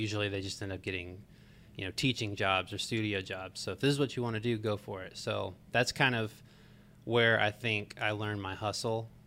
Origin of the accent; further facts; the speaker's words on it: Marietta, Georgia, United States; I grew up in Marietta, Georgia